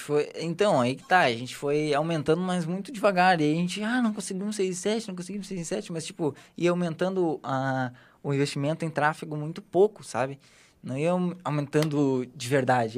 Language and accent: Portuguese; Porto Alegre, Rio Grande do Sul, Brazil; Eu sou gaúcho, né? Sou de Porto Alegre